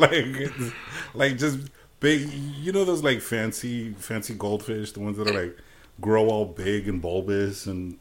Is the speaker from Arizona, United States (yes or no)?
no; Brownsville, Texas, United States; moved away as an adult; now in Austin, United States; I'm from Brownsville too